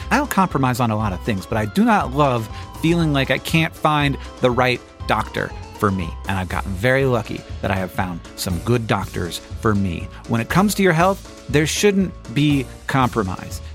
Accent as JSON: {"language": "English", "region": "Florida", "country": "United States", "tie": "born or raised there", "moved": "yes", "said": "I grew up in Florida where it didn't exist, and now I'm in a place where fall does happen"}